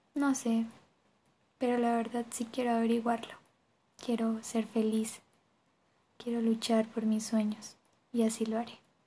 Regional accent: Bogotá, Colombia; Nací en Bogotá el 6 de marzo del año 2000

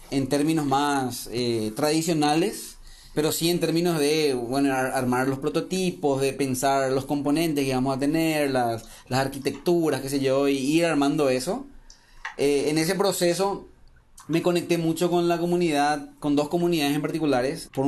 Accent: Paraguay; moved away as an adult; also born or lived in Trento, Italy; originalmente soy ingeniero informático de Paraguay. Por esas cosas de la vida me fui a hacer una pasantía en Trento

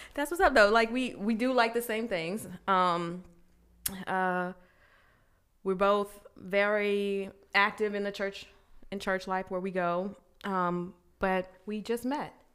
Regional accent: Glendale, Arizona, United States; moved away as an adult; also born or lived in Virginia; I was born in Virginia, but I was raised in the good old sunny Glendale, Arizona.

